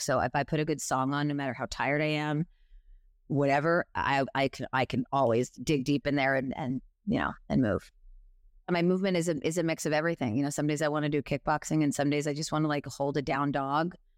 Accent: New York, United States; I am a New Yorker

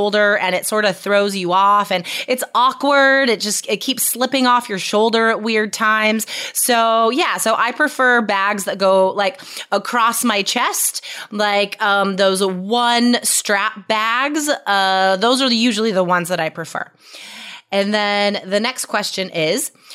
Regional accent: United States; now in Portland, United States; I'm an American or I live in Portland, Oregon

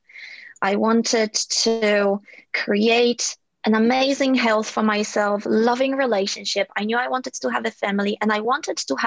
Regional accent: Poland; also born or lived in Ireland; now in Sydney, Australia; my upbringing had its challenges growing up in Poland

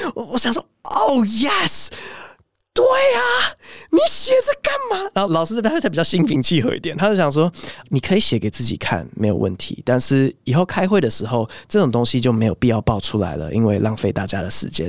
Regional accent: United States; moved away; 我小时候在美国最爱的两只鸟

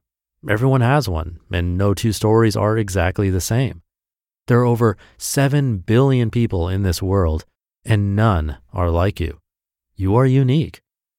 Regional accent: Miami, Florida, United States; born there; also born or lived in San Diego / Austin; now in Jupiter, United States; I was born in Miami, Florida. After traveling all over the world, Japan, Australia, etc., and living all around the country, San Diego, Austin, etc., alongside my wife, Angel, we decided to settle down in Jupiter, Florida

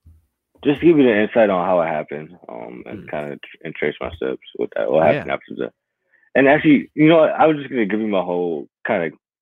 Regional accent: Cleveland, Ohio, United States; also born or lived in Youngstown, Ohio; Growing up in Cleveland

